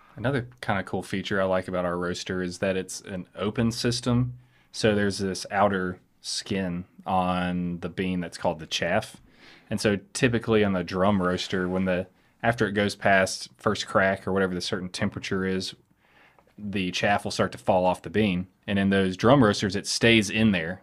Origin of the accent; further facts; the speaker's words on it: Chelsea, Alabama, United States; now in Birmingham, United States; we grew up in the in Chelsea